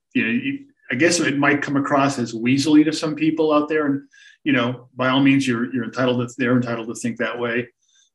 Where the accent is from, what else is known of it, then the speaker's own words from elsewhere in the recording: Boston, Massachusetts, United States; I grew up in the Boston area